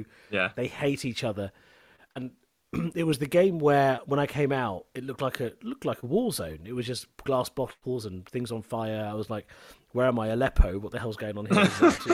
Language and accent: English; England, United Kingdom; as a brown kid growing up in England at the time I did in the 90s